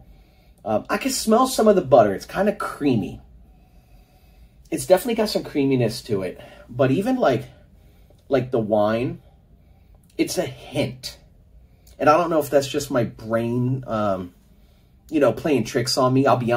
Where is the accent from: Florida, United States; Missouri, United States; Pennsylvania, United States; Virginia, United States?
Florida, United States; Miami; we are from Miami